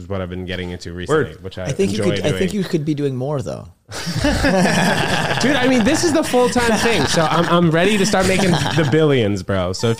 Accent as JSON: {"language": "English", "town": "New York City", "region": "New York", "country": "United States", "tie": "born or raised there", "also_born_or_lived": "New Jersey", "said": "I moved to Manhattan when I was 6 weeks old from New Jersey. My parents both got jobs here. My dad in finance and then my mom in advertising."}